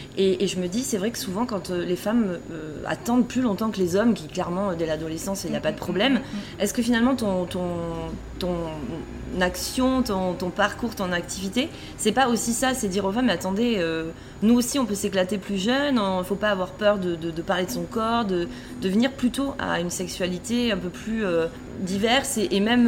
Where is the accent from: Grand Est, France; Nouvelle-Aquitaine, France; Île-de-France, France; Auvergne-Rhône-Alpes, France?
Nouvelle-Aquitaine, France; Bordeaux; moi, j'habite, je viens de Bordeaux